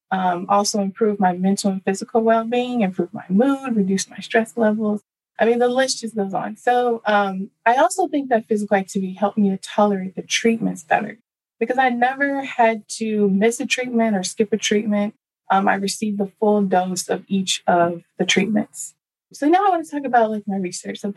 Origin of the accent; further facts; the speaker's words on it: Dallas, Texas, United States; So first, I was born and raised in Dallas, Texas.